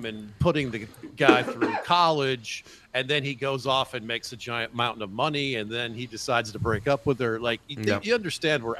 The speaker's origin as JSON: {"language": "English", "region": "Florida", "country": "United States", "tie": "born or raised there", "said": "I was born in Florida."}